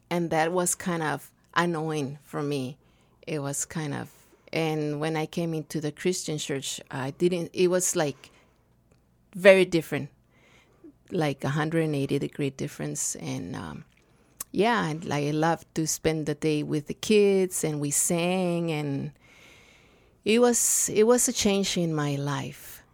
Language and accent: English; Nogales, Sonora, Mexico; English is a second language; moved away as an adult; also born or lived in Rio Rico, Arizona; now in Tucson, United States; I've born in Nogales, Sonora uh, 54 years ago